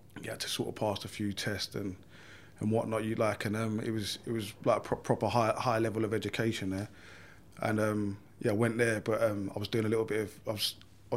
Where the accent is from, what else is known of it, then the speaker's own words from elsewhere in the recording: London, United Kingdom; I grew up in Lambeth Grove, West London